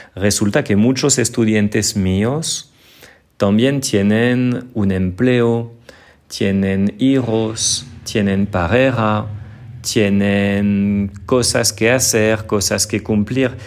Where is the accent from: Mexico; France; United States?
France; northern France; accent: northern France; Spanish is a second language; moved away as an adult; now in Colombia; mi acento, vamos a decir que es un acento del norte de Francia, Muchas personas lo consideran como neutro